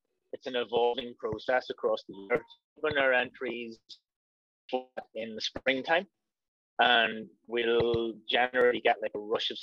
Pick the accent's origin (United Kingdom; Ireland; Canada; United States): Ireland; It says a lot about the story that we can tell as Irish people.